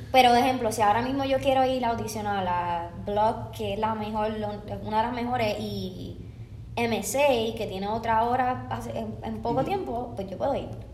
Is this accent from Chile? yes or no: no; Puerto Rico; moved away as an adult; now in Los Angeles, United States; yo soy de Puerto Rico